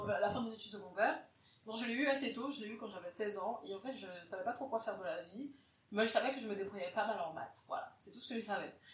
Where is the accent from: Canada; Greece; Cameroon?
Cameroon; moved away as an adult; now in Belgium; je suis camerounaise de nationalité, je suis née, j'ai grandi au Cameroun jusqu'à mes 18 ans, puis je me suis installée en Belgique.